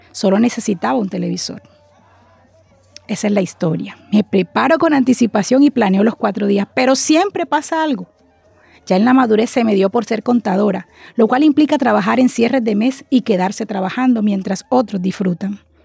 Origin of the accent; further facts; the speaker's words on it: Barranquilla, Atlántico, Colombia; accent: costeña; soy hija de Barranquilla, criada por padres costeños también no ambiciono cambiar mi residencia